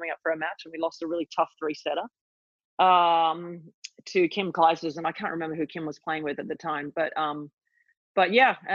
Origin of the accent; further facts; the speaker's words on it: Australia; Yeah, I definitely had a front row seat to it all.